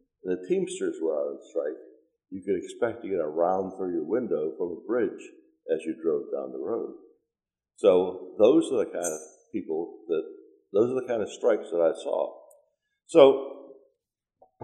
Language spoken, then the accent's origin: English; Pittsburgh, Pennsylvania, United States; moved away; also born or lived in New Kensington, Pennsylvania; I grew up in Pittsburgh